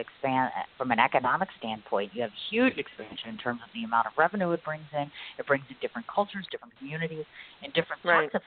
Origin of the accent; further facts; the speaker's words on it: Wisconsin, United States; I'm from Wisconsin